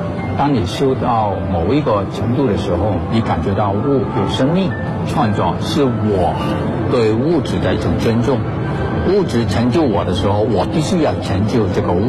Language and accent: Chinese; China; 我就是中国人，在我的作品之中有蝉、蝴蝶、蜻蜓、飞天、龙等等，很容易可以看得出来，中国传统文化对我的创作的影响是根深蒂固的。